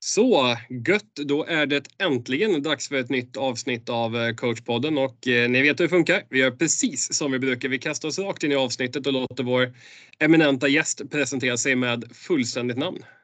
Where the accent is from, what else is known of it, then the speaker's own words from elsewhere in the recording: Borås, Västra Götaland, Sweden; jag kommer ner från Borås-trakten där